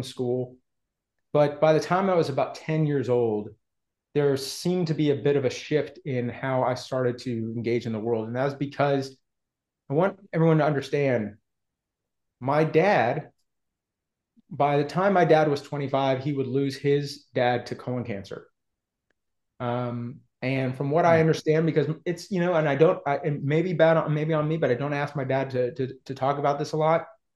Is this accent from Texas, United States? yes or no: yes; Houston, Texas, United States; also born or lived in Austin, Texas; I was born in Texas in 1982. I am a sixth or seventh generation Houstonian. So I grew up both Texan and Jewish